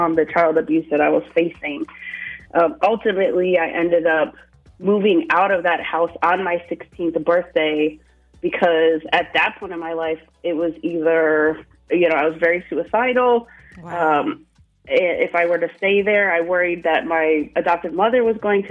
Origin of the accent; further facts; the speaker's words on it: upstate New York, United States; I'm originally from upstate New York, very small town, like population under 2,000